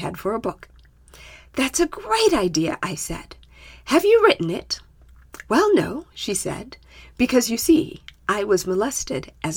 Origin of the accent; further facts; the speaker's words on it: Zimbabwe; My home country of Zimbabwe